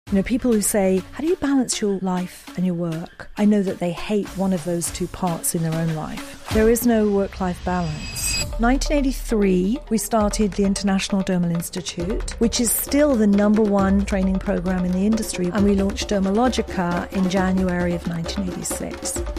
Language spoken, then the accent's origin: English; Edinburgh, Scotland, United Kingdom; moved away; So I was born in Edinburgh, Scotland.